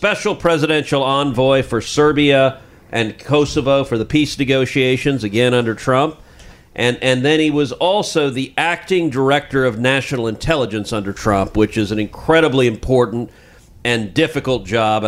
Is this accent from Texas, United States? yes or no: yes; Texas, United States; I'm a Texan